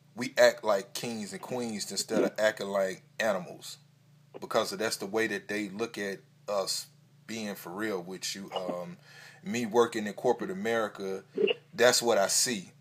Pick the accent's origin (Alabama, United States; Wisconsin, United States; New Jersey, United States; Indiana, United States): Alabama, United States; Birmingham; my hometown of Birmingham